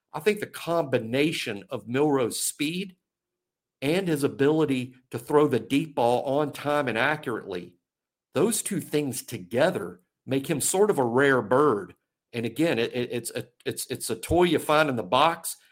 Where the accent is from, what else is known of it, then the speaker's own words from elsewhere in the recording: Mobile, Alabama, United States; I'm really been from Mobile, uh, you know, my whole life